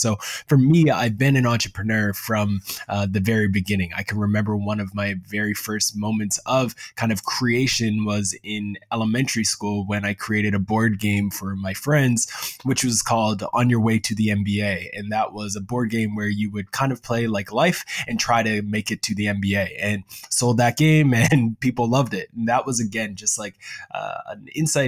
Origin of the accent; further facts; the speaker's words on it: Preston, Nova Scotia, Canada; now in Halifax, Canada; I grew up in Preston, Nova Scotia, and now I currently live in Halifax.